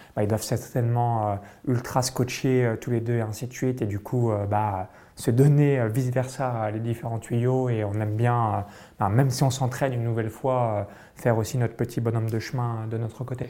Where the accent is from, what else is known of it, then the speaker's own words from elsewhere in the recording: France; moved away; j'ai grandi euh, toute mon enfance euh, en France